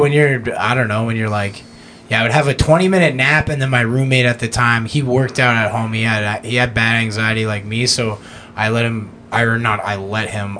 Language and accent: English; Canada; growing up in Canada